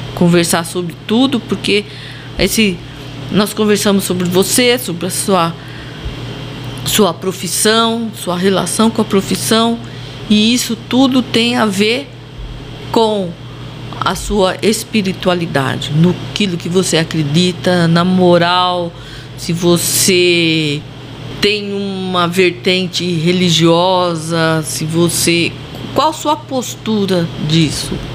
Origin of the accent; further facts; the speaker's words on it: Monte Alto, São Paulo, Brazil; accent: caipira; Monte Alto, a cidade do dinossauro, e aqui nós somos caipiras, né? Caipira do estado de São Paulo